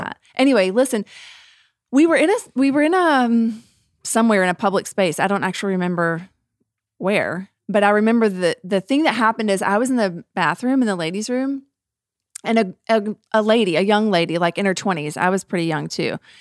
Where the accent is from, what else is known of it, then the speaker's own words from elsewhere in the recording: United States; we as American Christians